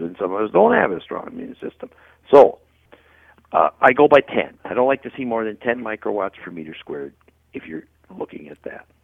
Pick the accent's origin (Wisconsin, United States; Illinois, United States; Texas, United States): Wisconsin, United States; I'm from Wisconsin